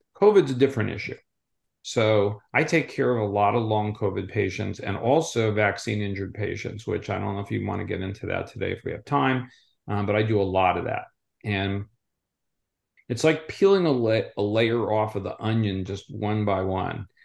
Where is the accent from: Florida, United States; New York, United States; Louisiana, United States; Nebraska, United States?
Florida, United States; Southwest; I'm from Southwest Florida